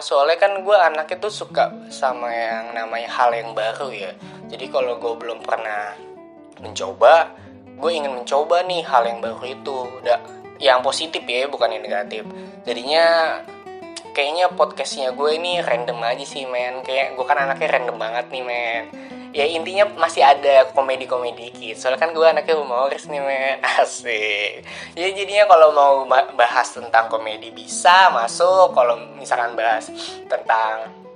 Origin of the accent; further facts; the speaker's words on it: Bekasi, West Java, Indonesia; Gua lahir di Bekasi, tepat pada tanggal lima belas Juli.